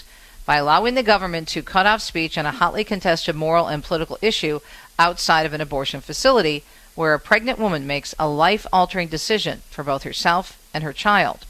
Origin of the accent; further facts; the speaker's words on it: Michigan, United States; my home state